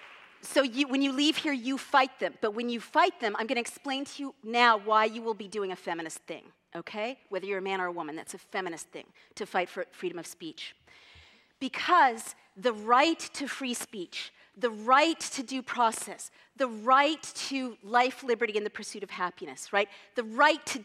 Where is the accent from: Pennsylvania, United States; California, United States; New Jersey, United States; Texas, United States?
California, United States; I'm from California